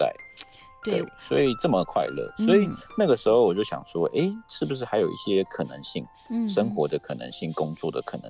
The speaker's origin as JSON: {"language": "Chinese", "region": "Taipei", "country": "Taiwan", "also_born_or_lived": "Hsinchu", "moved": "yes", "said": "我是台北人。"}